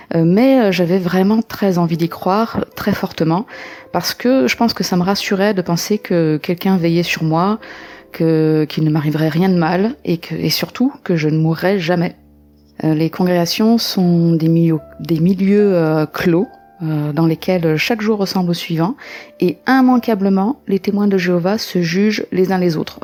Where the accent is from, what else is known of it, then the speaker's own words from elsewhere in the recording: Lyon, Auvergne-Rhône-Alpes, France; now in Vaucluse, France; je vis actuellement dans le Vaucluse, mais je suis originaire de Lyon